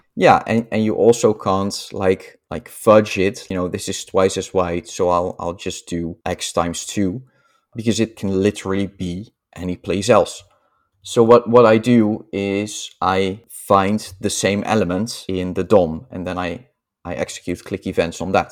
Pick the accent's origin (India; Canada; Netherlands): Netherlands; accent: Dutch; I'm Dutch, as you can probably hear from my accent.